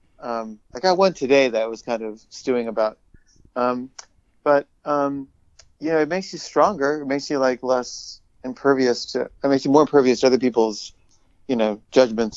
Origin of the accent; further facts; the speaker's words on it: Los Angeles, California, United States; I grew up in Granada Hills.